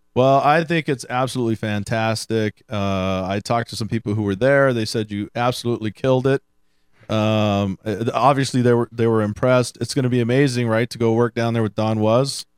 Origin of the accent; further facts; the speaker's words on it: Houston, Texas, United States; I grew up in Houston. I listened a lot of blues uh, down there